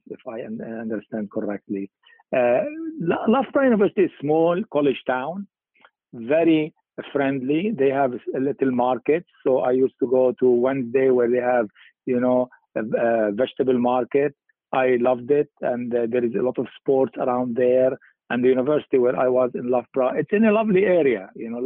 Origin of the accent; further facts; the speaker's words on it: Lebanon; moved away as an adult; also born or lived in England; I was born in Lebanon in 1950